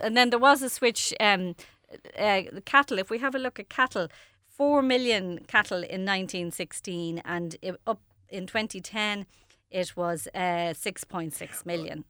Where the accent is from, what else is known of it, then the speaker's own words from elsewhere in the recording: Dublin, Leinster, Ireland; I grew up in Raheny